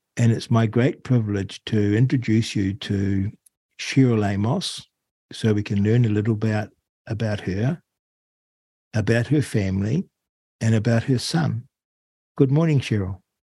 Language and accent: English; Rangiora, Canterbury, New Zealand; also born or lived in Auckland / Wellington; now in Arrowtown, New Zealand; I grew up in Rangiora, just north of Christchurch, and then I shifted to Auckland and then spent time obviously in Wellington